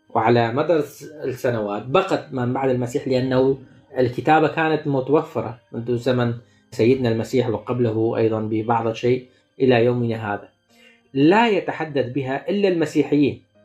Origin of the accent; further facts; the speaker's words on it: Shekhan, Nineveh, Iraq; now in Hanover, Germany; أنا، آه، الحدر من مدينة، آه، الشيخان